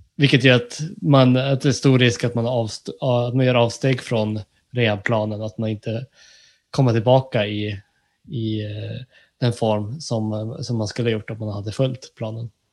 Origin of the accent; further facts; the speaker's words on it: Norrbotten County, Sweden; Jag är ju från eh, ja, Norrbotten